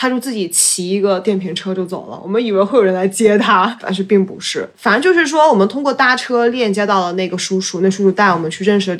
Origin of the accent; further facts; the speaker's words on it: Yunnan, China; 我要怎么样带着这种可持续旅行的眼光去重新认识我的家乡，我是云南的。